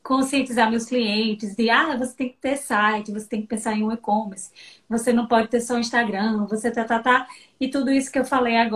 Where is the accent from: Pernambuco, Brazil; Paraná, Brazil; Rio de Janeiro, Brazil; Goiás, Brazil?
Pernambuco, Brazil; Petrolina; moved away as an adult; now in Salvador, Brazil; eu sou petrolinense, sempre brinco que eu sou peba, metade Legal. pernambucana, metade